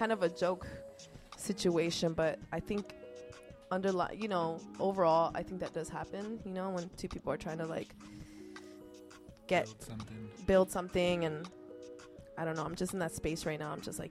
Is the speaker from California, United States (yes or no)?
yes; Los Angeles, California, United States; first language Spanish; English is a second language; from Los Angeles representing Costa Rica.